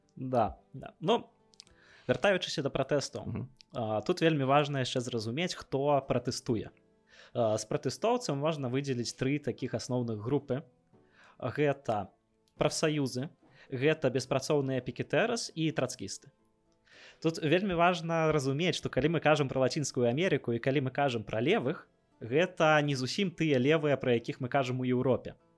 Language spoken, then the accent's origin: Belarusian; Belarus; я беларус